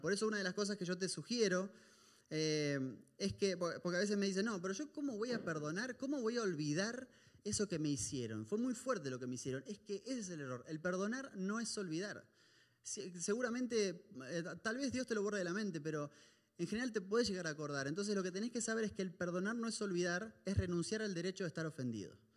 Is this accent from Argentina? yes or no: yes; Argentina; moved away